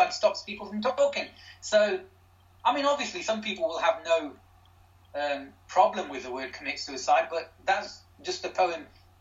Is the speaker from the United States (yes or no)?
no; Derby, East Midlands, United Kingdom; my hometown, my home city of Derby